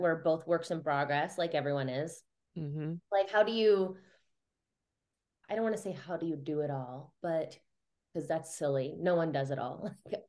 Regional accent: Midwest, United States; now in Denver, United States; I'm from the Midwest

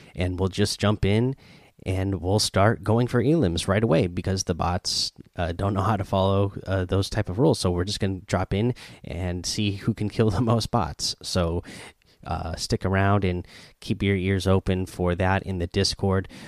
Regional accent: near Eugene, Oregon, United States; now in Seattle, United States; I live in Seattle, but I grew up in Oregon, not too far from Eugene.

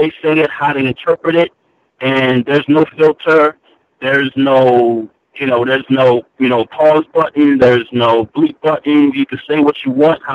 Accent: New York City, New York, United States; moved away as an adult; now in Glen Burnie, United States; I'm a native New Yorker. I'm born and raised in Brooklyn

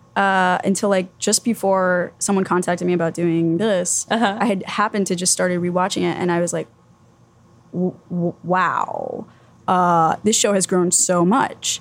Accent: Miami, Florida, United States; also born or lived in Tallahassee, Florida; I was born and raised in Miami, and I was going to school in Tallahassee, Florida

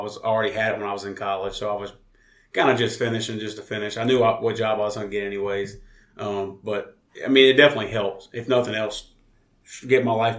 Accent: Walker, Louisiana, United States; also born or lived in Denham Springs, Louisiana; I am from Walker and lived there pretty much my entire life on the same piece of property with family. And I've lived with some friends for a couple of years in Denham, but I've always lived in Walker. I'm in my little Walker bubble.

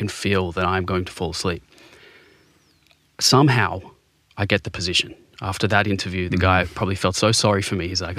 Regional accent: Sydney, New South Wales, Australia; So before being diagnosed, I grew up in Bondi. I had the best upbringing you could have, you know.

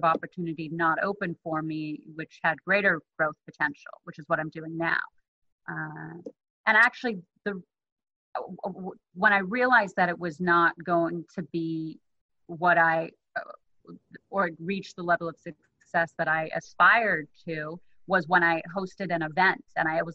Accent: South Africa; now in United States; So I'm originally from South Africa, but I've been in the U.S. for a long time now

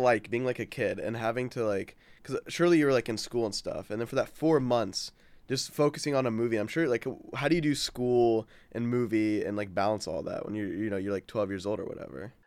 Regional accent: Houston, Texas, United States; moved away as an adult; now in Orlando, United States; I was born in Houston, Texas, and I moved here, like, last year

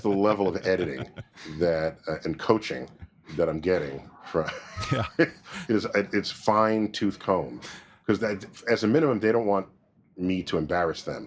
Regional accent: New York City, New York, United States; growing up in New York City

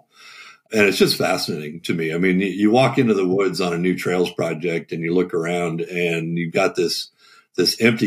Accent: Southern California, United States; moved away; also born or lived in Atlanta, Georgia; growing up in SoCal

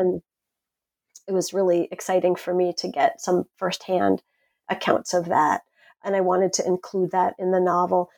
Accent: Brookhaven, New York, United States; I grew up right on, just smack up against the salt marsh about halfway out on the South Shore in Brookhaven Hamlet

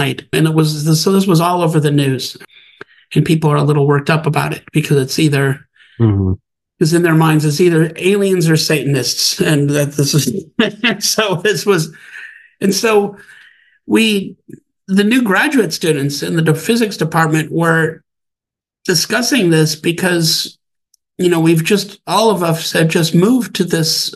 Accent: Wisconsin, United States; moved away as an adult; also born or lived in Bozeman, Montana; I grew up in Wisconsin

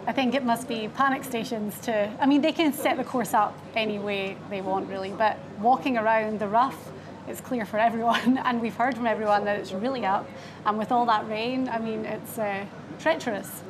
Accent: Scotland, United Kingdom; being Scottish

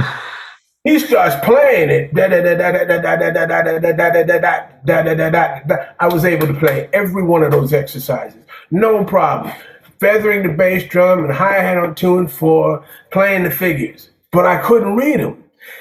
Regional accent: New York City, New York, United States; I'm coming from Staten Island to Brooklyn

